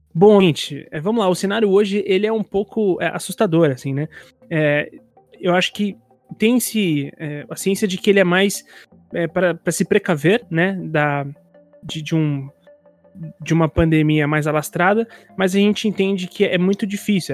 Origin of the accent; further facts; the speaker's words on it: São Paulo, Brazil; eu também sou de São Paulo